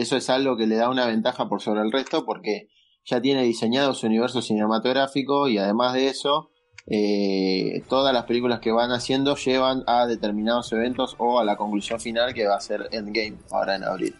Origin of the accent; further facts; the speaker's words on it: Argentina; now in Buenos Aires, Argentina; yo soy de Capital, vivo acá en Capital, pero soy de provincia en realidad.